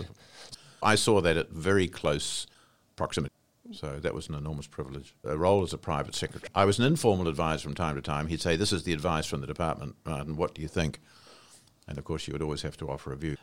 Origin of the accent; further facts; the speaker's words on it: Wairarapa, Wellington, New Zealand; moved away as an adult; I came from the Wairarapa, where I'd grown up